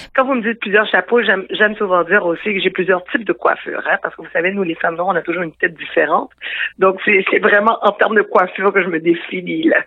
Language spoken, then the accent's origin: French; Quebec, Canada; je suis née ici au Québec, je me considère comme québécoise